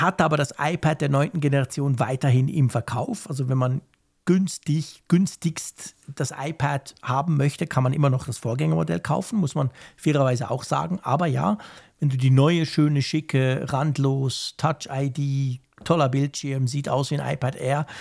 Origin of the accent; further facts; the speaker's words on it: Switzerland; bei uns in der Schweiz